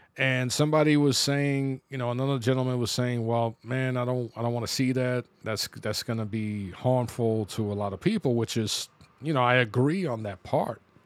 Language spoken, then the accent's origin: English; New York City, New York, United States; growing up in the Bronx